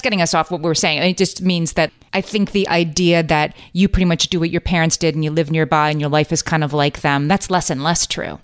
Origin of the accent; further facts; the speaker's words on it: Scranton, Pennsylvania, United States; now in New York City, United States; both my husband and I are from Scranton, Pennsylvania, home of the office